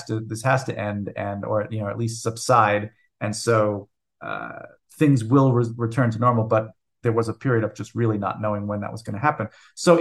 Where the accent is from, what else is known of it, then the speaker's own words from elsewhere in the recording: United States; I am an American composer